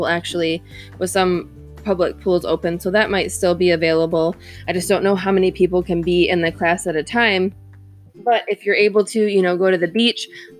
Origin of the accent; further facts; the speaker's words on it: Michigan, United States; I'm from Michigan.